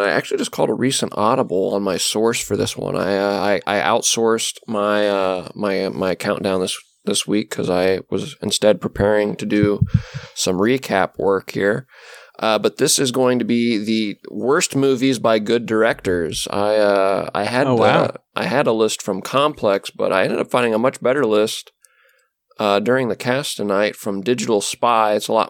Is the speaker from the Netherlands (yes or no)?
yes; Netherlands; I'm from Holland. Isn't that funny?